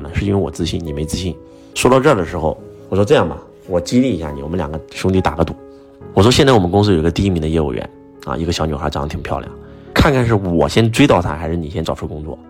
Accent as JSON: {"language": "Chinese", "region": "Henan", "country": "China", "said": "结果突然就问我你是哪里人？我说我是河南人，马上就说你回去等通知吧。"}